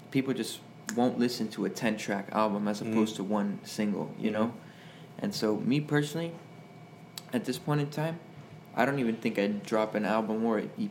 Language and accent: English; Hialeah, Florida, United States; we're all from Hialeah area. Hialeah, so yeah, Miami